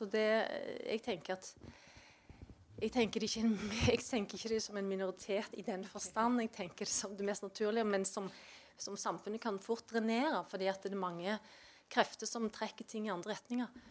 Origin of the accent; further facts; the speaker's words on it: Valdres, Innlandet, Norway; jeg er fra Valdres.